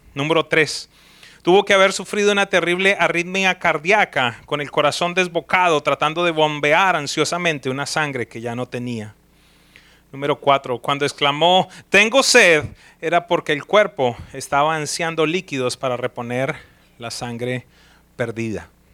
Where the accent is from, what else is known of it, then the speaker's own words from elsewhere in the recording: Colombia; now in United States; yo soy de origen colombiano, soy ciudadano de los Estados Unidos, pero mi origen es colombiano